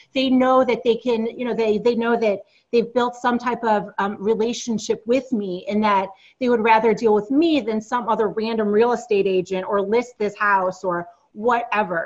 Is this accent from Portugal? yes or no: no; East Coast, United States; moved away as an adult; also born or lived in Silicon Valley; we moved back to the East Coast since we're both originally from the East Coast.